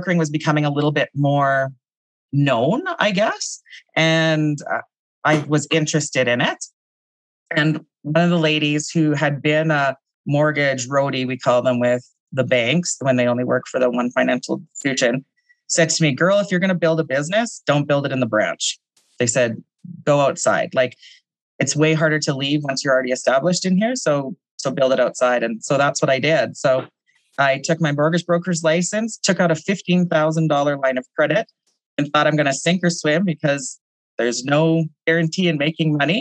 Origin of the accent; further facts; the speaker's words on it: Saskatchewan, Canada; moved away as an adult; now in Calgary, Canada; I'm from Saskatchewan originally